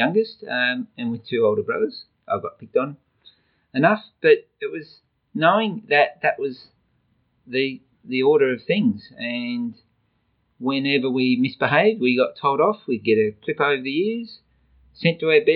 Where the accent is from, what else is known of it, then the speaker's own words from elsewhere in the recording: Adelaide, South Australia, Australia; also born or lived in Melbourne, Australia; We moved from Melbourne to Adelaide in the early 1960s with a job transfer with Dad